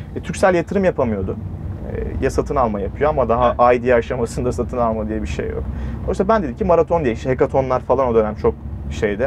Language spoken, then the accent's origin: Turkish; Mustafakemalpaşa, Bursa, Turkey; moved away as an adult; bizim Mustafa Kemal Paşalıyım ben Bursa